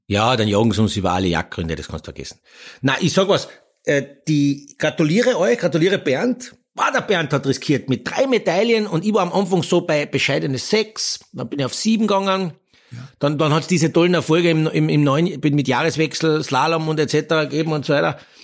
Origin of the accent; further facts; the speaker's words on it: Austria; Wir Österreicher